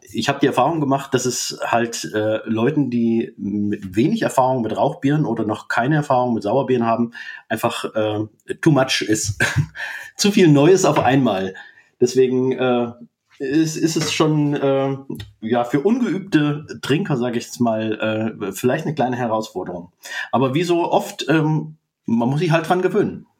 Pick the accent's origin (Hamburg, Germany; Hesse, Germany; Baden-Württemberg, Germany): Hesse, Germany; near Fulda, East; moved away as an adult; now in Jena, Germany; bin ursprünglich aus Osthessen, aus der Nähe von Fulda, dort aufgewachsen und die ersten 22 Jahre meines Lebens habe ich dort verbracht